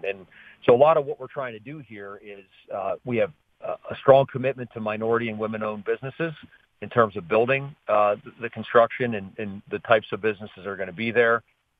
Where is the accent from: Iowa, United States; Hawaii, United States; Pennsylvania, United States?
Pennsylvania, United States; Pittsburgh; I'm from Oakland.